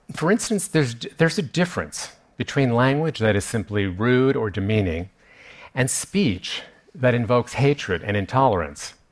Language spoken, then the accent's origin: English; New York, United States; I grew up here in New York, I went to high school not that far from here